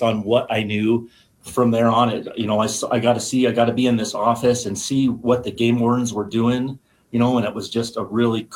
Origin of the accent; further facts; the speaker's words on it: Wyoming, United States; I grew up in Wyoming and born and raised here.